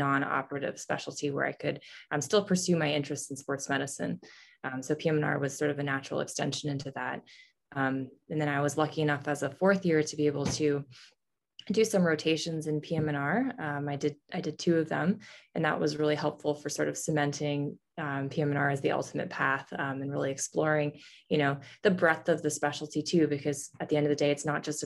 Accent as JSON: {"language": "English", "country": "Canada", "moved": "yes", "lives_now": "St. Louis, United States", "said": "I'm actually originally from Canada."}